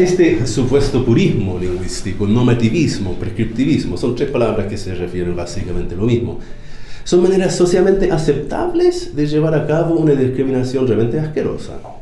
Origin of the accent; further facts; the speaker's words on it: United States; Spanish is a second language; now in Chile